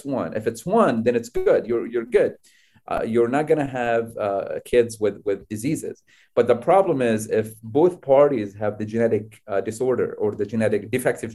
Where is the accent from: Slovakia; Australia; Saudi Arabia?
Saudi Arabia; Al-Ahsa, Eastern Province; also born or lived in United States; now in Riyadh, Saudi Arabia; me coming from Al Ahsa in East Coast Saudi Arabia